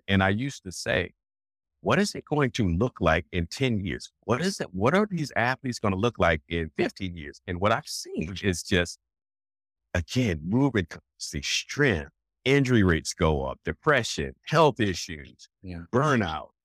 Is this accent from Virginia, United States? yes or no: yes; Alexandria, Virginia, United States; I'm from Alexandria, Virginia. I grew up in Alexandria, Virginia